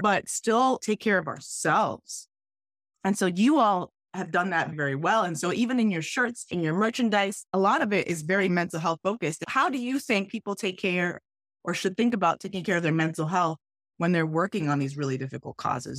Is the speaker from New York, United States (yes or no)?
no; South Florida, United States; moved away as an adult; also born or lived in Wisconsin / Arizona; I was from South Florida